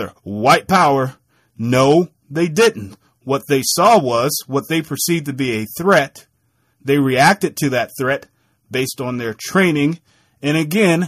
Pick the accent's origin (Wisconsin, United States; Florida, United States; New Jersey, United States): Wisconsin, United States; Milwaukee; a young black kid growing up in Milwaukee, Wisconsin